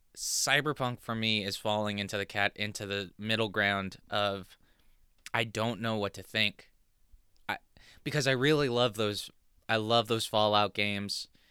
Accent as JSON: {"language": "English", "region": "Southern California", "country": "United States", "tie": "born or raised there", "moved": "yes", "lives_now": "New Jersey, United States", "said": "I was born in Southern California"}